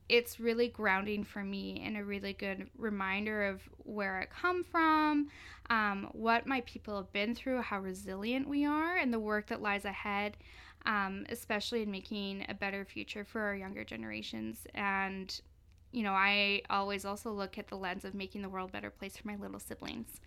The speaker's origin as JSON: {"language": "English", "area": "Cowichan Valley", "region": "British Columbia", "country": "Canada", "lives_now": "Victoria, Canada", "said": "I'm from the Lykes and First Nation, which is located in the Cowichan Valley in the Gulf Islands"}